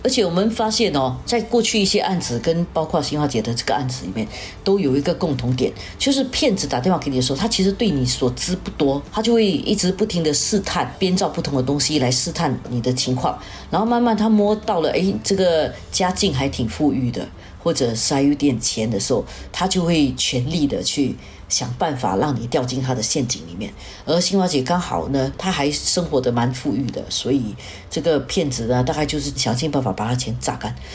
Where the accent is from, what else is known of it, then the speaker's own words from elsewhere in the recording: Singapore; 我们新加坡人